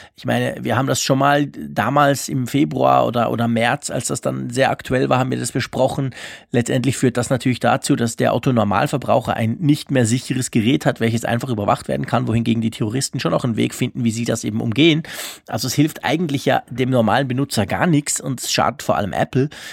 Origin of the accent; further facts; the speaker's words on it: Switzerland; bei uns in der Schweiz, in Bern